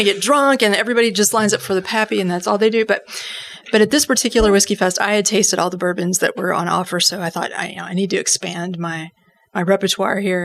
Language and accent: English; Kentucky, United States; I put on the accent of my native people and I said, Well, if it makes a difference, I'm from Kentucky